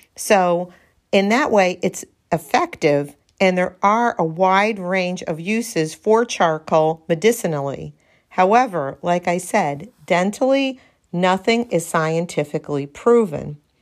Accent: Darien, Connecticut, United States; right here in the 203, my hometown, Darien, Connecticut

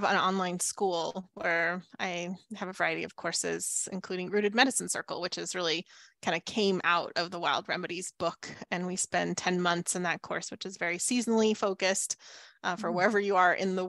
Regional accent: the Southwest desert, United States; moved away; I grew up in the Southwest desert.

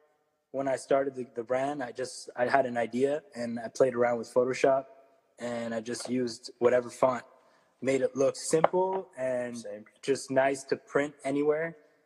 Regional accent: Ottawa, Ontario, Canada; I'm from Ottawa too, man. Shout out. 94, play soccer in Dupass, bro.

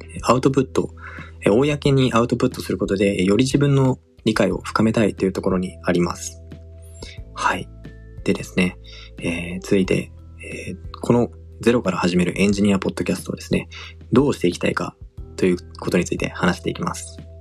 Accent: Tokyo, Japan; born or raised there; also born or lived in Singapore

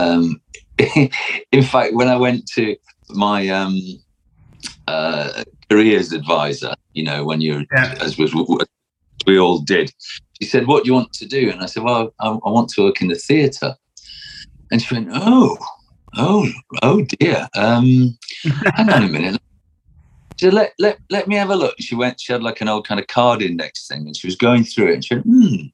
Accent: Sheffield, Yorkshire and the Humber, United Kingdom; moved away as an adult; also born or lived in London; I grew up in Sheffield in an area called Shire Green, kind of Firth Park, which is towards the steelworks, towards the kind of east of Sheffield

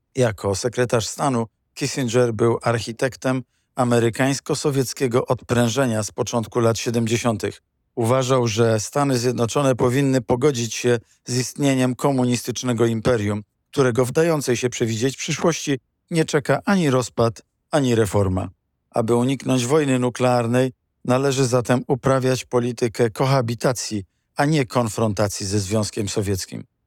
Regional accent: Poland; My, Polacy

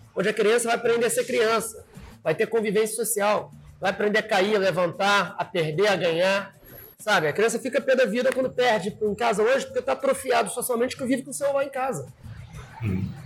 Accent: São Gonçalo, Rio de Janeiro, Brazil; Eu sou de São Gonçalo

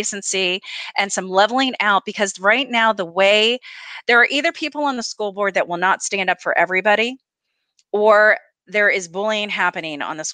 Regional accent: the North, United States; I'm from the North.

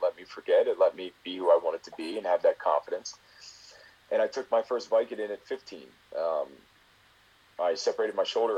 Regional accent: Baltimore, Maryland, United States; I'm from Baltimore. Went to school in Baltimore

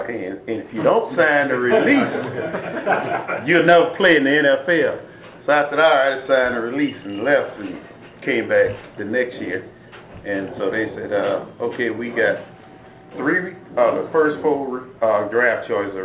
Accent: Savannah, Georgia, United States; I'm from Savannah

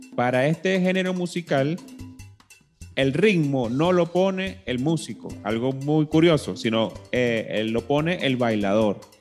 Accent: Venezuela; nosotros como venezolanos eh, siempre escuchábamos, bueno, desde chiquito el cuatro venezolano

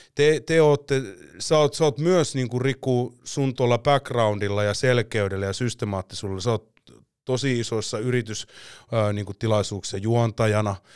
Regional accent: Finland; olen Suomesta

